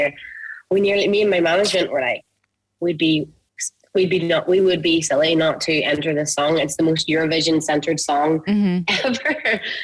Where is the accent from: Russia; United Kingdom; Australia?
United Kingdom; near Gulladuff / Maghera area, Northern Ireland; you're from near where I'm from. We grew up and come from like humble families